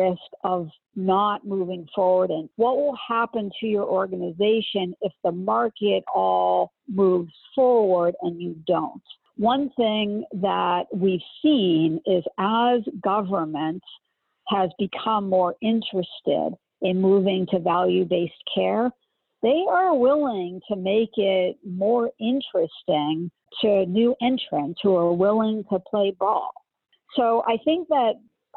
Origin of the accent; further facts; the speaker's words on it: Northeast, United States; I'm from the Northeast